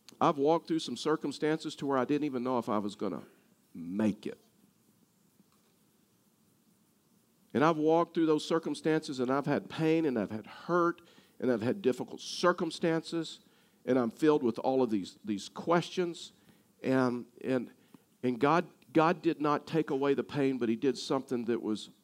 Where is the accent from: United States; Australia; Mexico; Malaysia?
United States; Texas; I'm from Texas